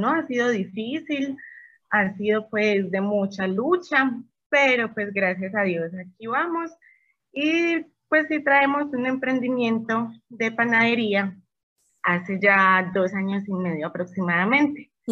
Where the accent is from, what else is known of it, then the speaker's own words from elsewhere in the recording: Medellín, Antioquia, Colombia; moved away as an adult; now in Querétaro, Mexico; este, soy de una ciudad muy bonita y muy maravillosa de Colombia, se llama Medellín y ya llevo en este hermoso país, ya llevo tres años, llegué con mi esposo